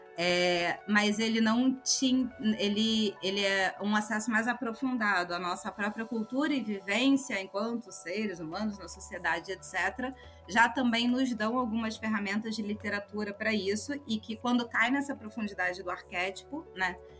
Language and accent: Portuguese; Brazil; eu sou brasileira.